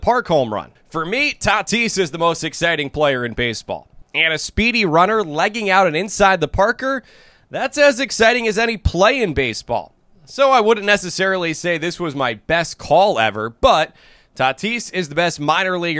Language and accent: English; New Jersey, United States; also born or lived in Syracuse, New York; now in Fort Wayne, United States; I'm originally from New Jersey and grew up on Mets broadcasts